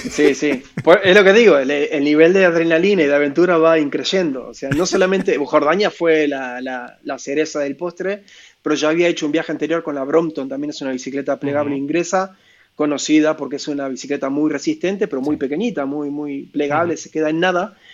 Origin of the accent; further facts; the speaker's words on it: Mercedes, Buenos Aires Province, Argentina; also born or lived in Mar del Plata; esa ciudad se llama Mercedes, de donde yo digo que soy de ahí, aunque nací en Mar del mm. Plata, digo que soy de Mercedes, porque fue donde más años he pasado de mi vida, donde más veces he vuelto.